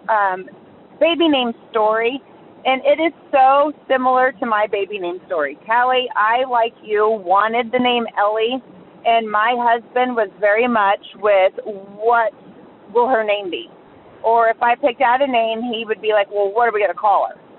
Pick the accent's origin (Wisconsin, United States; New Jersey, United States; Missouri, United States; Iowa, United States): New Jersey, United States; moved away; I'm originally from New Jersey